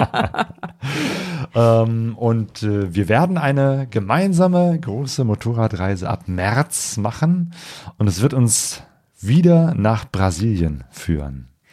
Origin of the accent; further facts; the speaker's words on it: Germany; Als Deutscher